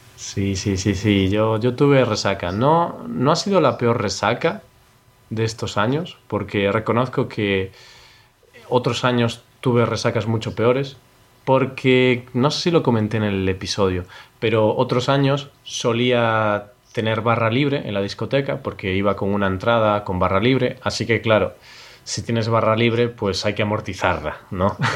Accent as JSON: {"language": "Spanish", "country": "Spain", "also_born_or_lived": "Poland", "said": "somos españoles"}